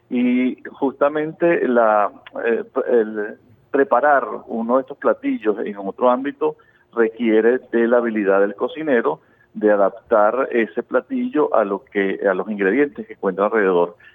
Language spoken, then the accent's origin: Spanish; Venezuela; Y en nuestros hogares nos hemos acostumbrado a que generalmente somos, los venezolanos son generosos con el tema de la comida.